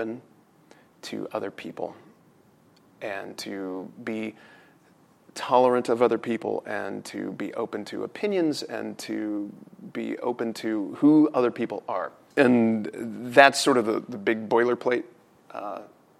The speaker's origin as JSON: {"language": "English", "country": "United States", "said": "both sides of the family have been here in the States for a minimum of 200 years"}